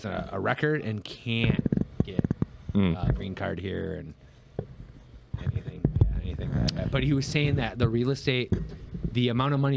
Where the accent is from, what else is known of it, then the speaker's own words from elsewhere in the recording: United States; I'm American.